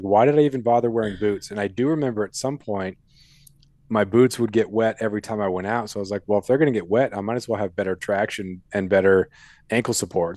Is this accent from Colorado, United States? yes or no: yes; Colorado, United States; moved away; I was born in Colorado, and I've been back there for a couple uh, couple summers